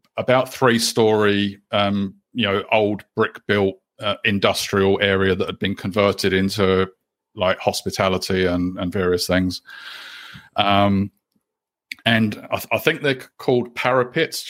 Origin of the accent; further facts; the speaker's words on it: London, United Kingdom; also born or lived in Canterbury, New Zealand; now in New Zealand; I'm originally from the UK. Uh, I was born in London, and we had been living in New Zealand um, at that time for about 11 years or so